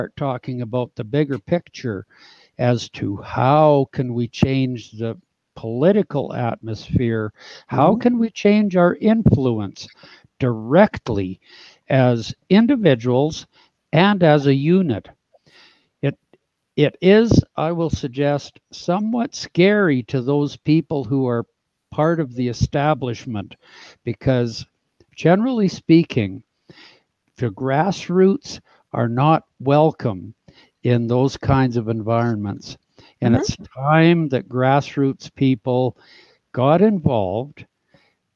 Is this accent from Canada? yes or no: yes; Canada; as a Canadian